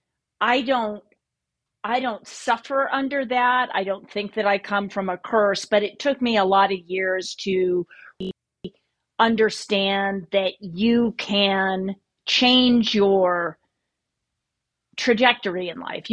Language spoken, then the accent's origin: English; Idaho, United States; I grew up in Idaho